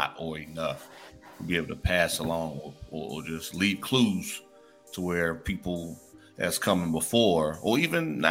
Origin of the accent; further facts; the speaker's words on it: Midwest, United States; moved away; I'm originally from the Midwest